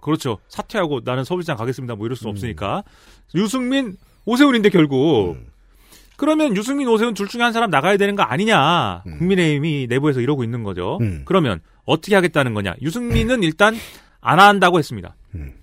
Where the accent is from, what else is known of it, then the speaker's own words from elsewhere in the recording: Suwon, Gyeonggi Province, South Korea; 내가 사는 내 고향 수원에 네, 내 고향 수원에 제가 살던 금성 아파트.